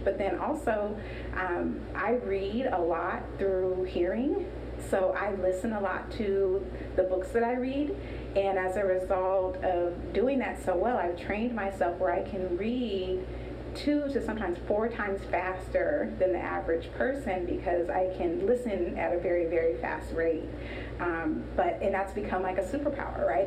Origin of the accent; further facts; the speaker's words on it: Sacramento, California, United States; moved away as an adult; also born or lived in New Orleans, Louisiana / Boston, Massachusetts; I'm from Oak Park